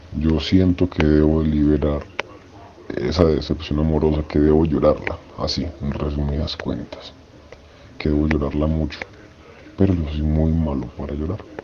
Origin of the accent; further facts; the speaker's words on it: Medellín, Antioquia, Colombia; Soy de Medellín, Colombia.